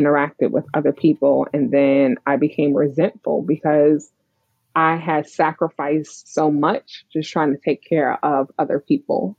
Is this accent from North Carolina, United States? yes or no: no; New York City, New York, United States; I grew up in Brooklyn, New York.